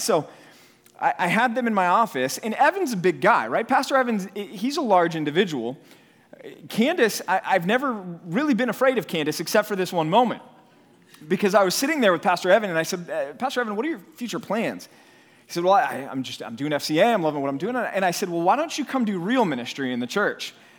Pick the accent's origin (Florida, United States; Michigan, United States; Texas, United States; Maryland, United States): Texas, United States; Dallas; moved away; also born or lived in California; was raised here in Dallas, in, uh, in North Texas